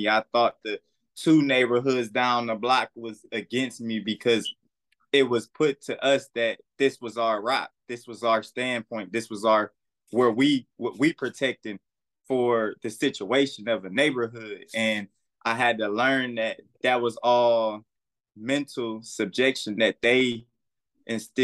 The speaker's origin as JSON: {"language": "English", "town": "Detroit", "region": "Michigan", "country": "United States", "tie": "born or raised there", "also_born_or_lived": "Omaha / Kalamazoo / Battle Creek / Los Angeles", "moved": "yes", "lives_now": "Atlanta, United States", "said": "I'm from Detroit, born and raised the west side, Plymouth and Greenfield"}